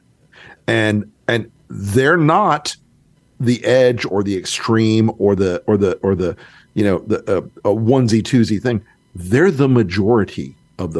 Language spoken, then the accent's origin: English; North Florida, United States; I'm from North Florida